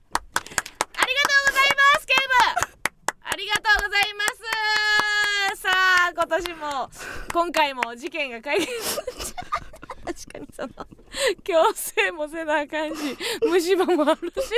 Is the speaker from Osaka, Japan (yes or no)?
yes; Kansai, Osaka, Japan; 地元大阪関西